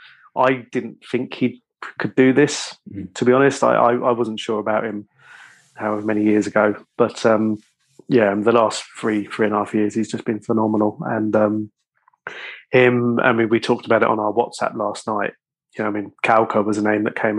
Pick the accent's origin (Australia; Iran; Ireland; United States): Ireland; being Irish